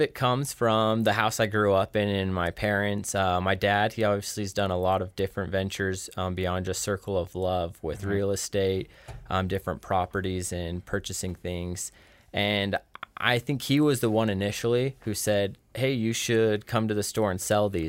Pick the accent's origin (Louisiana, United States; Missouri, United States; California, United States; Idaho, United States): Idaho, United States; Rexburg; born and raised in Rexburg, Idaho.